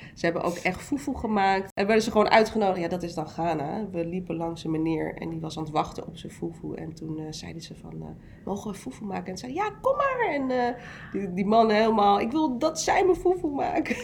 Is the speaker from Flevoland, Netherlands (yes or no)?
yes; Almere, Flevoland, Netherlands; also born or lived in North Brabant / Amsterdam Zuidoost; Ik ben in Brabant geboren en toen is mijn moeder met mijn vader verhuisd naar Amsterdam Zuidoost. Eh, en vervolgens zijn we naar Almere verhuisd